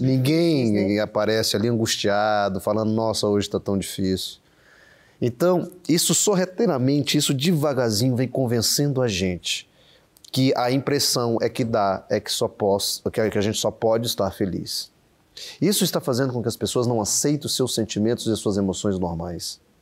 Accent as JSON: {"language": "Portuguese", "town": "Brasília", "region": "Federal District", "country": "Brazil", "tie": "born or raised there", "also_born_or_lived": "Uberlândia", "moved": "as an adult", "said": "eu sou de Brasília, sou natural de Brasília, saí cedo, fui estudar na Universidade Federal de Uberlândia"}